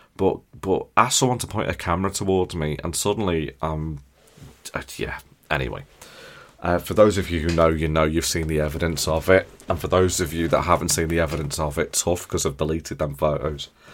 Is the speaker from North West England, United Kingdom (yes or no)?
yes; near Liverpool, North West England, United Kingdom; we're from near Liverpool.